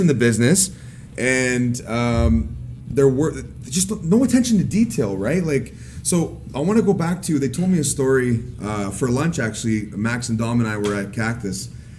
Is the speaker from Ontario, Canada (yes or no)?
yes; Windsor, Ontario, Canada; I came from Windsor, Ontario, or Ontarible.